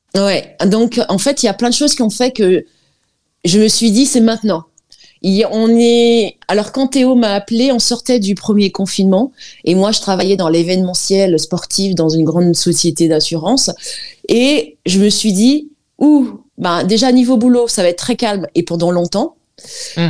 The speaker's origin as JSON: {"language": "French", "country": "French Guiana", "tie": "born or raised there", "moved": "yes", "said": "je suis guyanaise d'origine, mère euh, algérienne et père guyanais"}